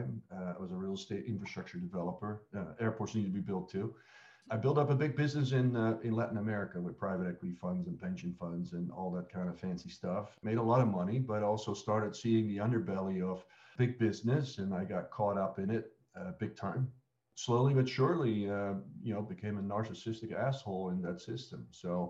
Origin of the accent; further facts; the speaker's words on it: a town just outside Amsterdam, North Holland, Netherlands; moved away as an adult; also born or lived in Australia / United States; I grew up in Holland